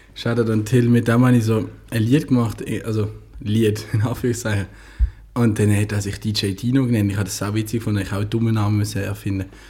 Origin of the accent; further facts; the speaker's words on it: Basel, Basel-Stadt, Switzerland; Ich als Basler